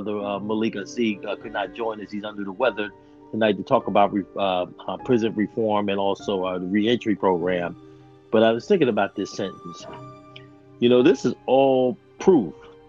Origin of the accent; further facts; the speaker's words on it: United States; we grew up in Roxborough